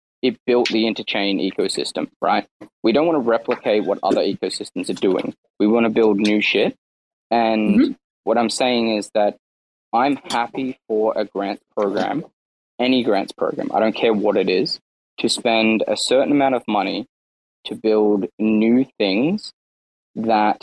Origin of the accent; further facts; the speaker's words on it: Australia; as an Australian